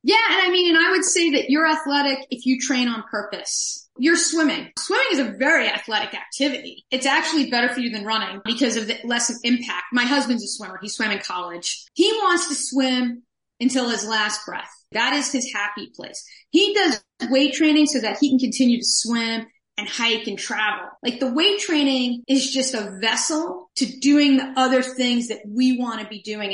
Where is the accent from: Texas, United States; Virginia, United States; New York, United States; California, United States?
New York, United States; New York City; moved away as an adult; now in Seattle, United States; I'm from New York City area originally